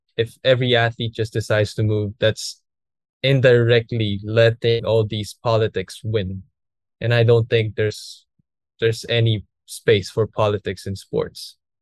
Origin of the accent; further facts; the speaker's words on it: Philippines; here in Philippines